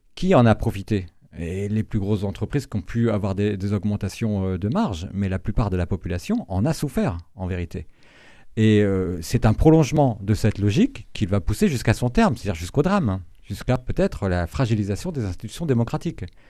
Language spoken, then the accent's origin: French; Brittany, France; moved away; je suis originaire de Bretagne